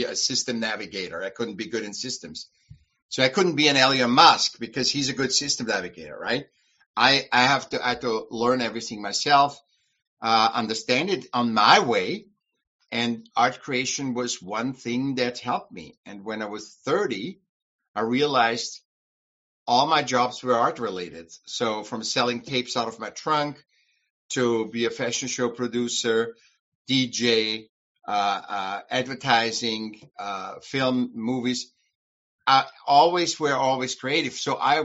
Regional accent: Vienna, Austria; moved away as an adult; now in United States; From Vienna, Austria. And I came when I was 18, 20. I came to the States.

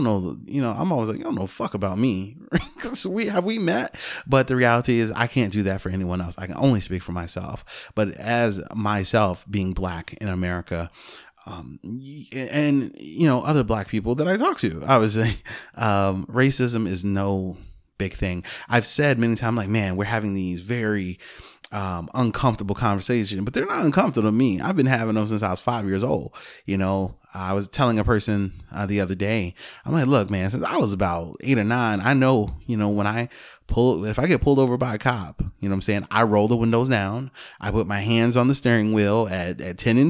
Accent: Chicago, Illinois, United States; also born or lived in Alaska / Germany; I grew up on the South Side of Chicago

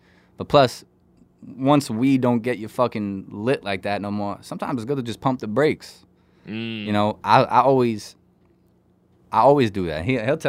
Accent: New York, United States; Listen, I'm from Long Island, so

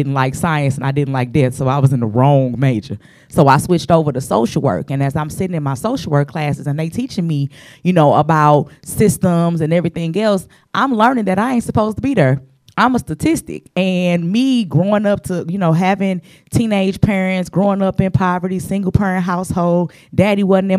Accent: St. Louis, Missouri, United States; I'm from the Lou. I'm the show me state.

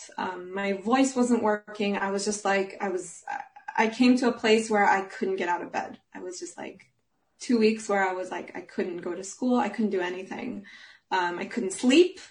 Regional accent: Jerusalem, Jerusalem District, Israel; moved away as an adult; also born or lived in Munich, Germany; now in Flensburg, Germany; I'm originally from Jerusalem, Israel, and I live here because I got a job as an opera singer

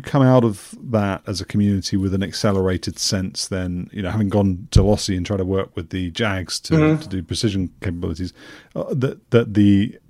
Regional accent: Newmarket, East of England, United Kingdom; I grew up in Newmarket

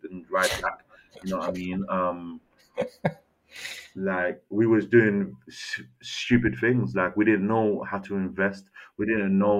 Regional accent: London, United Kingdom; born or raised there; also born or lived in Castries, St. Lucia

